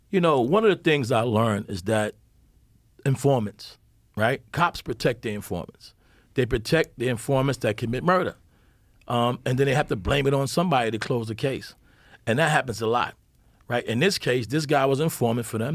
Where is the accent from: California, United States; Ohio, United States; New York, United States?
New York, United States; New York City; I grew up in Bedford-Stuyvesant, Brooklyn